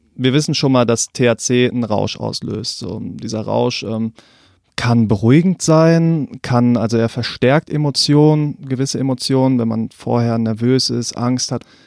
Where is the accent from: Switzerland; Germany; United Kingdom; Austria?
Germany; North Rhine-Westphalia; moved away; Ich komme eigentlich aus NRW